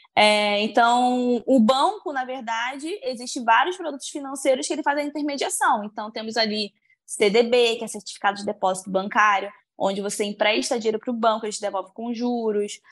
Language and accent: Portuguese; interior of Bahia, Brazil; sou do interior da Bahia